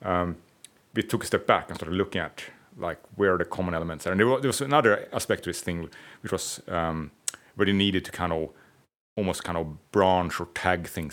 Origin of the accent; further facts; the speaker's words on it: Stockholm, Stockholm County, Sweden; I'm from Stockholm, not from Gamlestan.